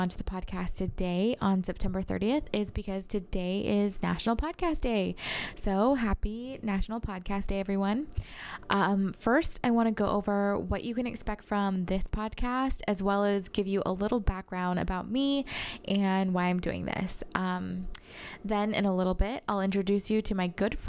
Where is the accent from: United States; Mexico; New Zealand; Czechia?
United States; Rancho Palos Verdes, California; also born or lived in Long Beach, California; I was born in Long Beach and grew up right above Western Avenue in Rancho Palos Verdes